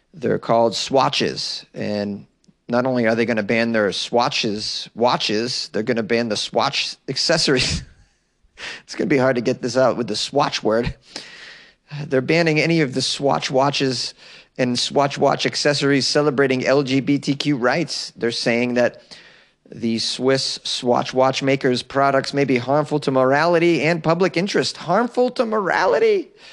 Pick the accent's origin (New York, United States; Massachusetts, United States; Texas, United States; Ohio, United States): Massachusetts, United States; I am a Mass Hall, I'm from Mass